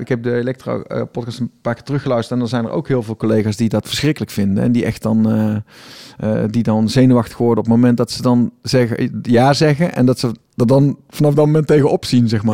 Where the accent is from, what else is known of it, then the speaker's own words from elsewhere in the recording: Tilburg, North Brabant, Netherlands; ik kom uit Tilburg, ik woon in Tilburg.